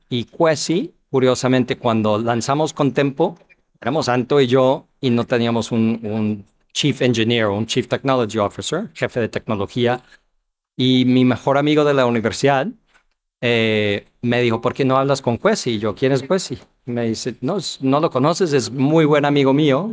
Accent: Ohio, United States; Spanish is a second language; moved away as an adult; also born or lived in New York / Chile / Argentina / New York City; now in Mexico; yo soy americano, nacido en Nueva York, crecí en Ohio

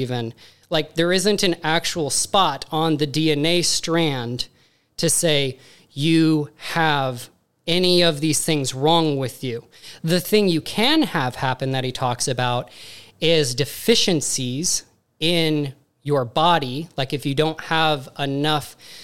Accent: Montana, United States; moved away as an adult; also born or lived in Missoula, Montana / California; now in Tampa, United States; I'm originally from Montana.

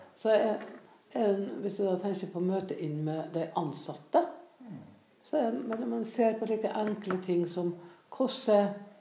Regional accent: Frei, Møre og Romsdal, Norway; jeg vokste opp på Frei på Nordmøre

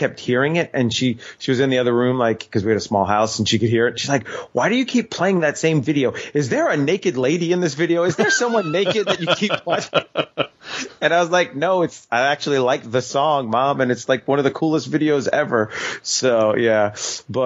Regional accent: Long Island, New York, United States; accent: New York; now in North Carolina, United States; I live in North Carolina now, but growing up on Long Island, New York

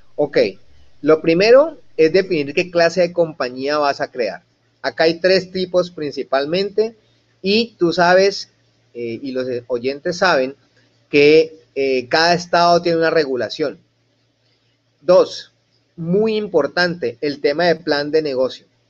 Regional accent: Colombia; now in United States; yo como empresario colombiano

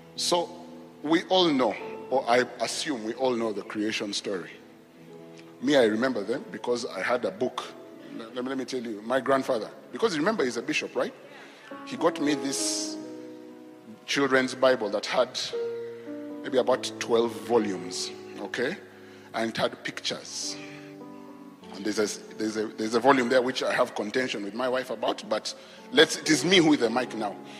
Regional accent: Nakuru, Nakuru County, Kenya; I grew up in Kenya. I was born actually in Kenya. So I grew up in a town called Nakuru

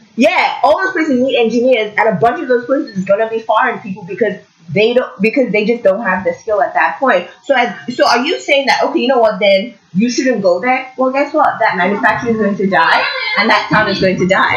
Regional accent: Lagos, Nigeria; now in Kingston, Canada; we grew up in Lagos, it's very loud, I'm not a huge fan. And then I came to Canada

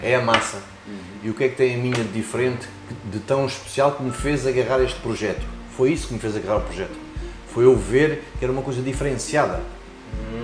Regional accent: Lisbon, Portugal; moved away as an adult; now in Margem Sul (Corroios), Portugal; venho de Lisboa, Sim. onde nasci

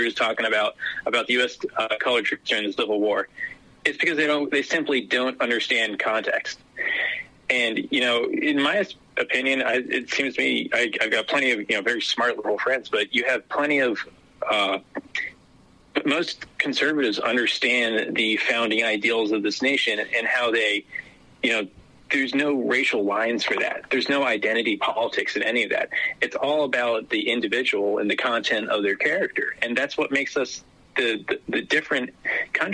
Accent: Maryland, United States; I grew up in Deep Blue, Maryland

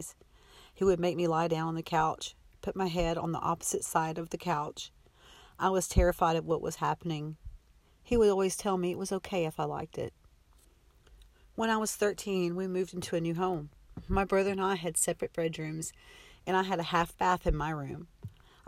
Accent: Texas, United States; I was born in May of 1966 in a small Texas town

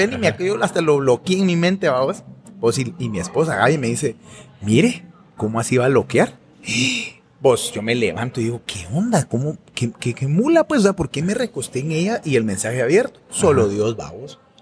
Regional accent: Guatemala; soy un guatemalteco esposo

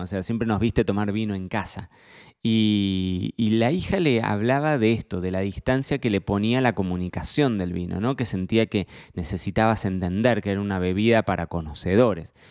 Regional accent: Argentina; para mí como argentino

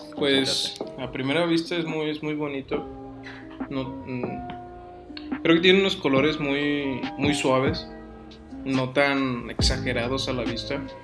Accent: Mexico; aquí en México eran muy distintas las, las vivencias sociales en las cuales hay gente que tenía, no tenía, tenía lo suficiente. Y por parte mía eran de no tener lo suficiente

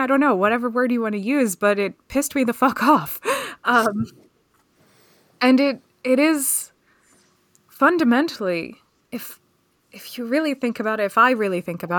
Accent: Pennsylvania, United States; And where I grew up just outside of Philadelphia was not like that oppressive if you didn't fit that family dynamic, but it was a shock.

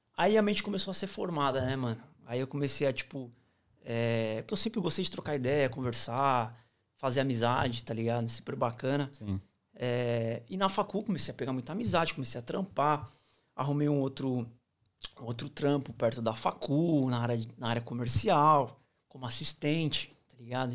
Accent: Barueri, São Paulo, Brazil; moved away as an adult; now in Australia; sou nascido e criado em São Paulo, Barueri, é, região Oeste.

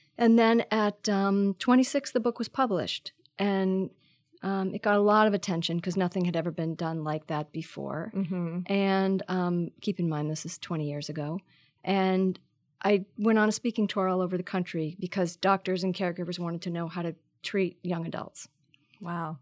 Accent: Marblehead, Massachusetts, United States; moved away as an adult; also born or lived in New York / San Francisco; I grew up north of Boston in a pretty small s- s- town on the ocean called Marblehead, Mass

